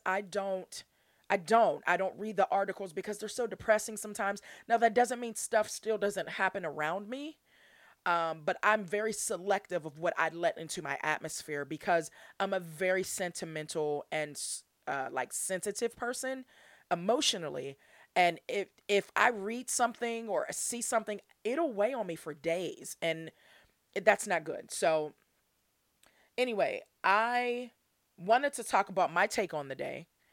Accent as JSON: {"language": "English", "town": "Pittsburgh", "region": "Pennsylvania", "country": "United States", "tie": "born or raised there", "said": "I'm from Pittsburgh, P A, uh, born and raised all my life."}